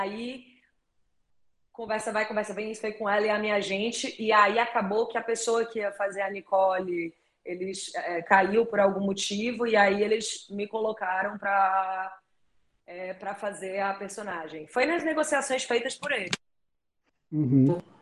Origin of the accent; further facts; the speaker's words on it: Northeast Region, Brazil; accent: nordestino; o meu sotaque nordestino fica mais forte